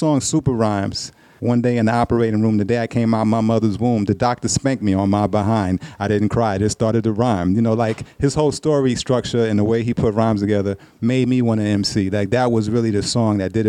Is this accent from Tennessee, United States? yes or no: no; New York City, New York, United States; moved away; I grew up in the Bronx and Harlem